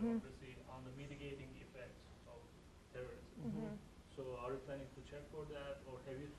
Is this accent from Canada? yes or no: no; Turkey; I'm from Turkey